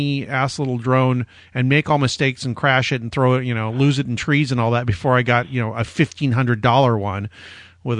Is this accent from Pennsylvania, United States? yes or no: no; Orange County, San Diego, California, United States; also born or lived in Pasadena; now in Los Angeles, United States; I was born in Pasadena, grew up in Orange County in San Diego, then came back here for college